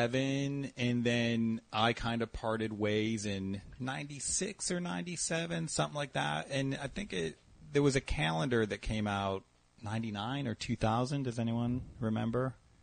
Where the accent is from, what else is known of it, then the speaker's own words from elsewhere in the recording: Detroit, Michigan, United States; moved away; also born or lived in Ann Arbor; I'm originally from Detroit.